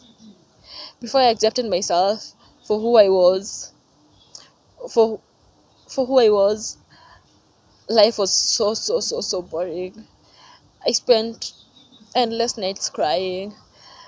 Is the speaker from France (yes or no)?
no; Kenya; I'm from Kenya